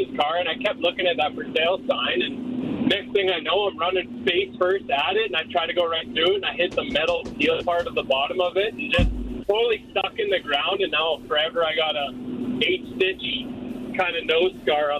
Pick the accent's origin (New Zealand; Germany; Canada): Canada; Canmore, Alberta; I was born and raised in Canmore, and I was 18